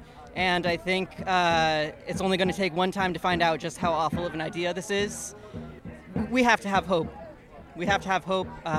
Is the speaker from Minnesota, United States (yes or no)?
no; New Mexico, United States; moved away as an adult; now in New York City, United States; I'm from New Mexico. I'm going to school here now in New York City, but as somebody who lives in New Mexico, in the shadow of Los Alamos National Laboratory